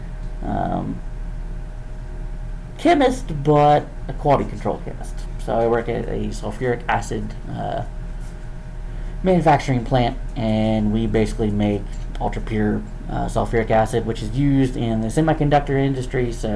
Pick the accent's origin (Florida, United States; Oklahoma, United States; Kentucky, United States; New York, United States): Oklahoma, United States; Jenks; I grew up here in Jinx, Oklahoma. Born and raised.